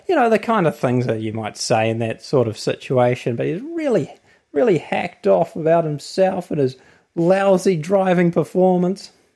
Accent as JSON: {"language": "English", "country": "New Zealand", "accent": "New Zealand", "said": "my accent, New Zealand."}